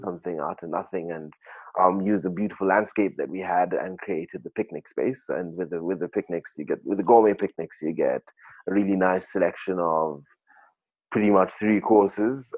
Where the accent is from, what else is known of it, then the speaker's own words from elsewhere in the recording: Kenya; growing up in Kenya